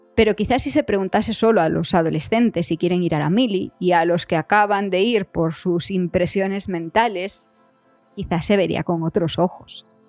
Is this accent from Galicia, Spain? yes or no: yes; Galicia, Spain; moved away as an adult; also born or lived in Madrid / Switzerland; yo soy gallega